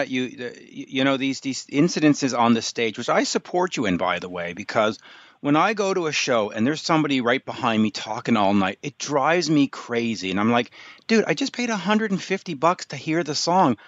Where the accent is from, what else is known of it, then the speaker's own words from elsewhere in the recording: Canada; now in Montreal, Canada; I'm in Montreal, I'm a Canadian